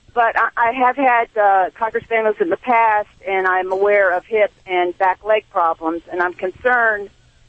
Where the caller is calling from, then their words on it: Tampa, Florida, United States; Tampa, Florida.